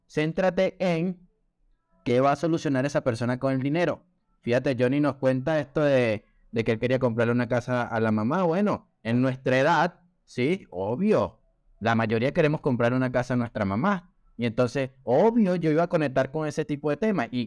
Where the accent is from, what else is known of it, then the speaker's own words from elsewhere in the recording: Venezuela; also born or lived in Colombia / Peru; now in Chile; como ya era el cuarto país donde yo vivía, sí, ya obviamente yo soy de Venezuela, ya había vivido también en Colombia, ya había vivido en Perú y ya estaba viviendo en Chile.